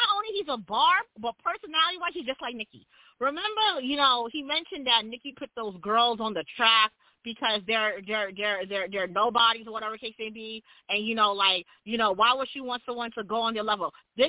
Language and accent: English; Jamaica; So all I got to say about that is I am Jamaican, and I see you was being very facetious the other day. We Jamaicans just want our reparations.